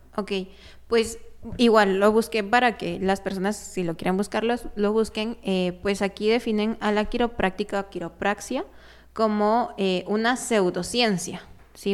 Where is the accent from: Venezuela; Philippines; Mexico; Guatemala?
Guatemala; aquí en Guatemala, pues yo también soy parte de Guatemala